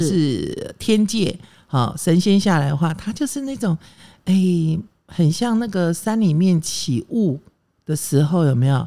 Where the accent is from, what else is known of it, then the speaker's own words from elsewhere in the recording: Taiwan; 我呢是眷村小孩长大的